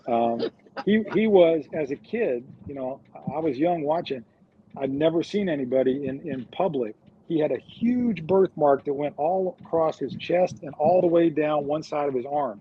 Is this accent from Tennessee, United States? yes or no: no; New York, United States; every kid growing up in New York